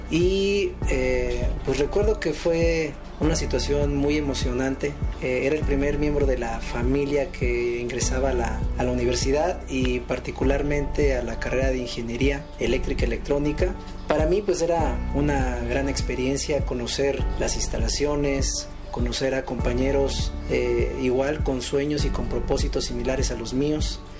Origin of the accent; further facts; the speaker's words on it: Morelos, Mexico; vengo de Morelos y pues voy a estudiar ingeniería en computación.